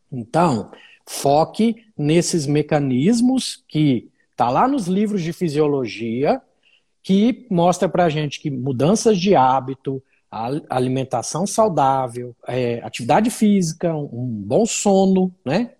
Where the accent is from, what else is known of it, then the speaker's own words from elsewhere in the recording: Uberlândia, Minas Gerais, Brazil; moved away as an adult; now in Brasília, Brazil; sou mineiro de Uberlândia, estou perdido em Brasília há mais de 10 anos, então já sou candango